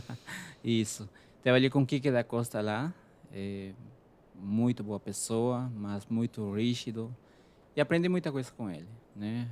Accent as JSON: {"language": "Portuguese", "country": "Peru", "second_language": "Portuguese", "moved": "as an adult", "lives_now": "Brazil", "said": "eu sou do Peru"}